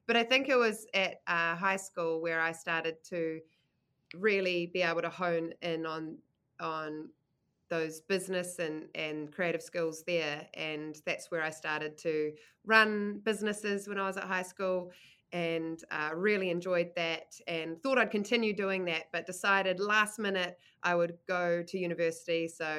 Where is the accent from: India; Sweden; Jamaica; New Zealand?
New Zealand; Manurewa; also born or lived in United States; I grew up in Manurewa in the kind of wop-wops of Tauranga, and then got an opportunity when I was 10 to move to the US, where I went to elementary and middle school for 4 years, and then decided I wanted to come back to Aotearoa